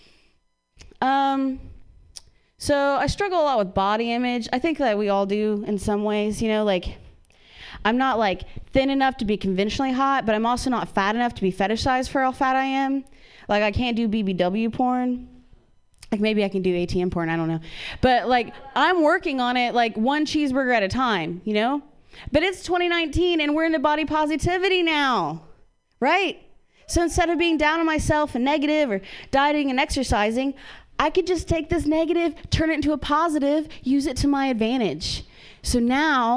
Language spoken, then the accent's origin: English; Ohio, United States; now in California, United States; I'm from Ohio